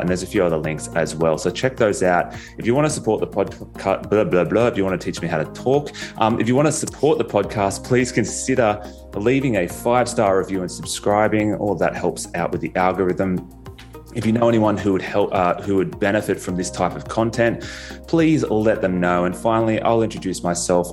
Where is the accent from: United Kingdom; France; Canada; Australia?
Australia; accent: Australian; my Australian accent